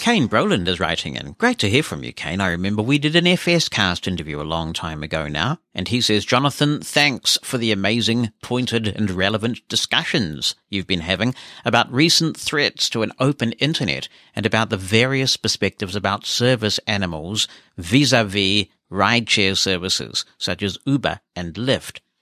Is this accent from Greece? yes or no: no; New Zealand; as a New Zealander